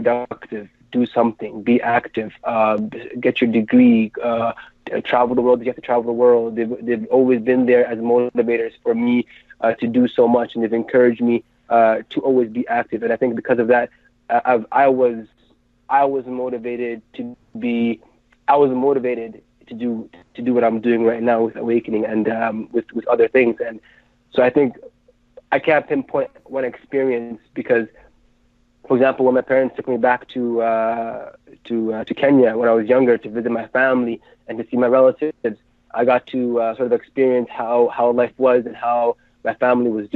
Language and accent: English; Ottawa, Ontario, Canada; I was born in Ottawa, in Canada